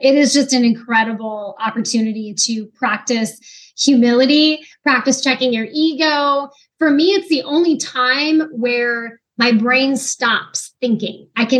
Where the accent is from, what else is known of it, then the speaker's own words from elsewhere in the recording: Pacific Northwest, United States; now in Virginia Beach, United States; So I grew up in the Pacific Northwest. It's absolutely incredible and beautiful out there.